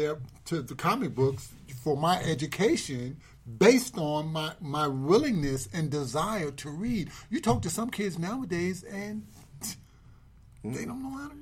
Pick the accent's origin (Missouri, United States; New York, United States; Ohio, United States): New York, United States; New York City; I grew up in Harlem.